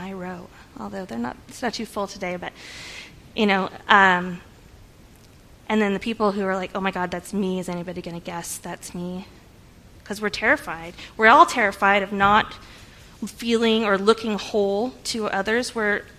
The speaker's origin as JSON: {"language": "English", "region": "California", "country": "United States", "moved": "as an adult", "said": "I'm from California originally. We moved out here about 9 years ago."}